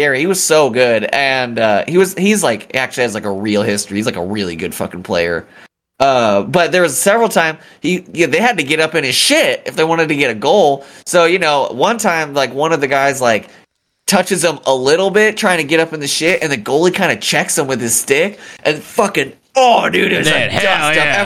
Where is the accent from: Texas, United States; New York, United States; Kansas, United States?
Kansas, United States; I'm from Kansas